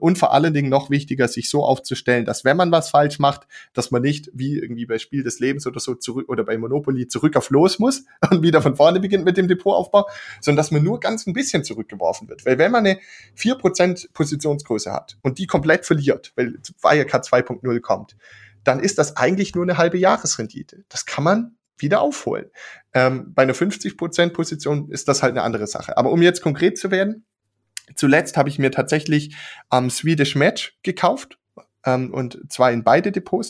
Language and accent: German; Germany; als Deutsche